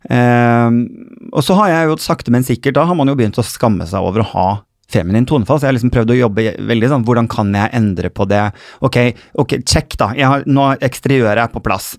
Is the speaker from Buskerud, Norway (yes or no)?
no; Bodø, Nordland, Norway; now in Oslo, Norway; jeg er jo egentlig nordfra, så jeg har vært hjemme på Kjerringøy